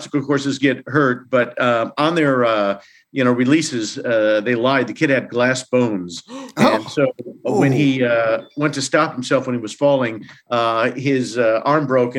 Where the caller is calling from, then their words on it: Santa Barbara, California, United States; The central coast of California in Santa Barbara.